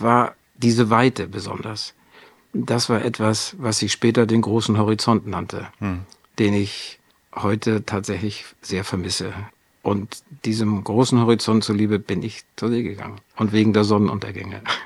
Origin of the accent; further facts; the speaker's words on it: Wedel, Schleswig-Holstein, Germany; now in Wendland, Germany; Ich bin geboren in Wedel an der Elbe